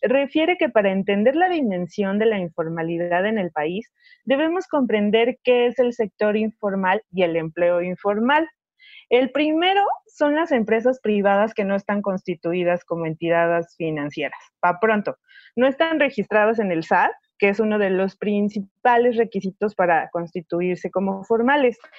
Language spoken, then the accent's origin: Spanish; Mexico; los mexicanos mexicanos lo tenemos en las, en las venas